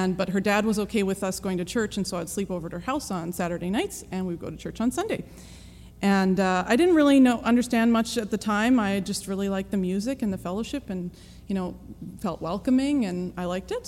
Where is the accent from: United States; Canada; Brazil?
Canada; British Columbia; I am from Canada, born and raised in British Columbia.